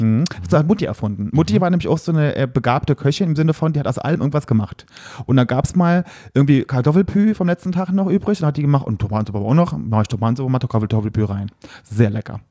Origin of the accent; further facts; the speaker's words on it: Saarland, Germany; moved away; im Saarland, wo ich herkomme